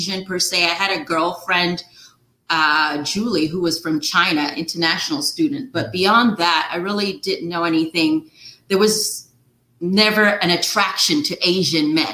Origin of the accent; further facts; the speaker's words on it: Nigeria; moved away as an adult; now in United States; I grew up in Nigeria